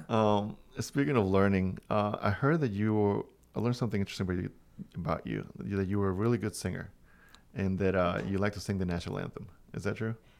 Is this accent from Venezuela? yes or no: yes; Venezuela; also born or lived in Miami / Los Angeles / Orlando; now in Cornwall, United States; I come from Venezuela, a different country.